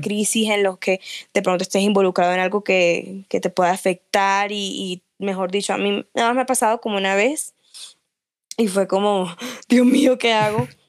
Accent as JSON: {"language": "Spanish", "town": "Barranquilla", "region": "Atlántico", "country": "Colombia", "first_language": "Spanish", "said": "Soy súper costeña, amo de, de, donde vengo, lo que soy, colombiana, barranquillera"}